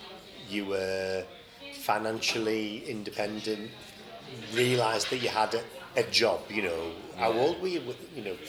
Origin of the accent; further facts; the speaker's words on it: Teesside, North East England, United Kingdom; growing up in Teesside, you know, my dad was a steel worker, my mum was a post lady.